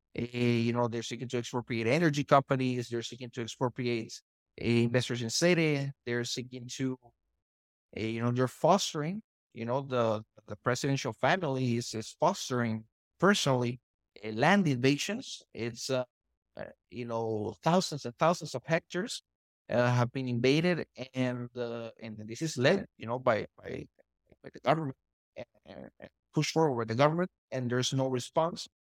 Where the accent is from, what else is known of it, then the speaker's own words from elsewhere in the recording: Honduras; I'm a Honduran, I'm, I was born in Honduras